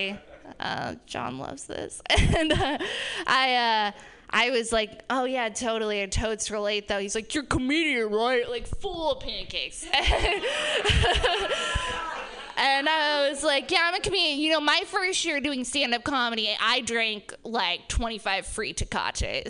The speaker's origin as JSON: {"language": "English", "town": "Reno", "region": "Nevada", "country": "United States", "tie": "born or raised there", "said": "We're all from Reno."}